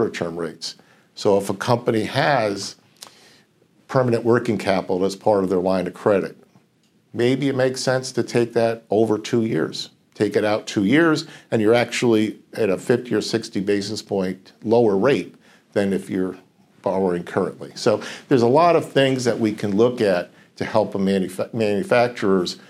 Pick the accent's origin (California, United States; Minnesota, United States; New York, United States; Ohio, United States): New York, United States; now in Connecticut, United States; Originally, born and raised in New York, but that was a long time ago